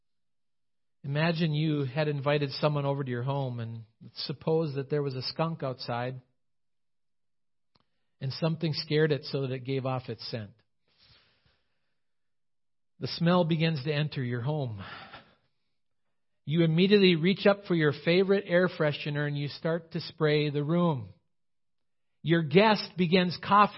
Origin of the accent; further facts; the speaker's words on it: United States